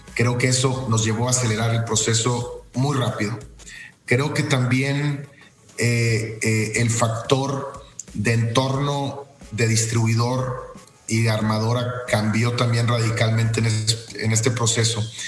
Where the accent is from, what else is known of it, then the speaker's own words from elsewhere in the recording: Mexico; el equipo que conforma General Motors, que prácticamente somos puros mexicanos